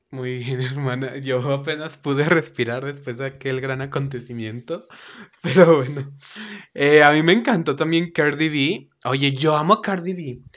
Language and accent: Spanish; Mexico; aquí tú y yo somos mexicanos